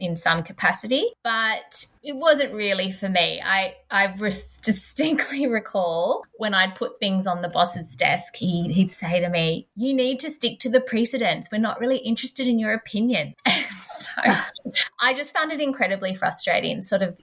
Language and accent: English; Canberra, Australian Capital Territory, Australia; I'm from Canberra